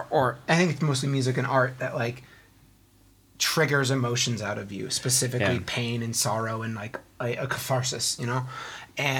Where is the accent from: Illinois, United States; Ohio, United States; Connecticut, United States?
Connecticut, United States; moved away as an adult; now in Spain; I identify as, like, Irish-American, as most Connecticut people are